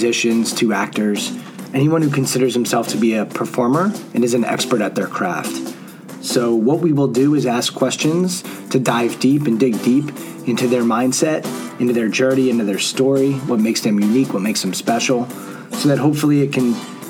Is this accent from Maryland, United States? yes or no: yes; Montgomery County, Maryland, United States; we grew up in Montgomery County, Maryland.